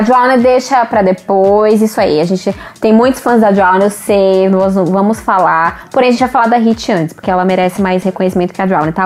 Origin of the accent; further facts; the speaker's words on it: Brazil; a gente é brasileiro